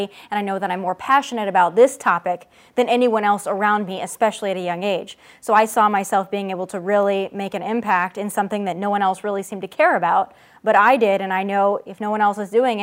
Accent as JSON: {"language": "English", "region": "South Dakota", "country": "United States", "tie": "born or raised there", "also_born_or_lived": "Las Vegas, Nevada", "moved": "as an adult", "lives_now": "Los Angeles, United States", "said": "born and raised in Middle America in South Dakota"}